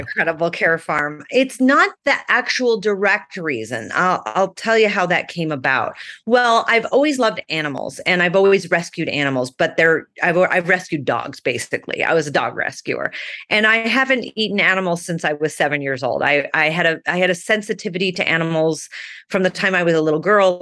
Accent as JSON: {"language": "English", "town": "Phoenix", "region": "Arizona", "country": "United States", "tie": "born or raised there", "also_born_or_lived": "Manhattan, New York", "said": "I grew up in Phoenix, Arizona. I was born in Manhattan, but I was three when we left, so I don't sound like a New Yorker."}